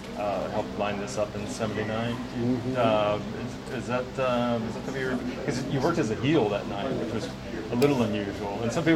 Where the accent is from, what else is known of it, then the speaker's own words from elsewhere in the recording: Memphis, Tennessee, United States; I grew up in Memphis.